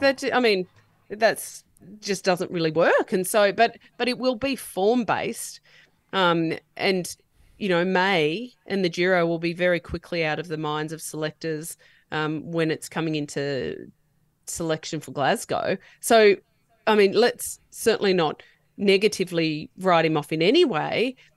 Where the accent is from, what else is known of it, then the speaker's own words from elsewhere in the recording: New South Wales, Australia; now in Queensland, Australia; even though I live in Queensland now, I am born and bred in New South Wales